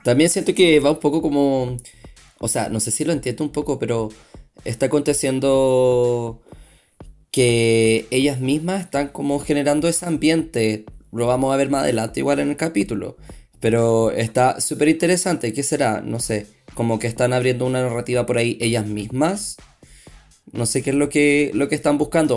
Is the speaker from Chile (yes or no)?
yes; Chile; accent: Chilean; moved away as an adult; also born or lived in Brazil; now in Sao Paulo, Brazil; yo soy, soy de Chile también, como, como bien pueden notar en mi acento